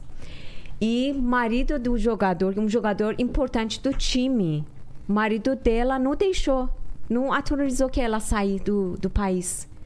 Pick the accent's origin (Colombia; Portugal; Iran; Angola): Iran; now in Brazil; até quando que a gente saiu do Irã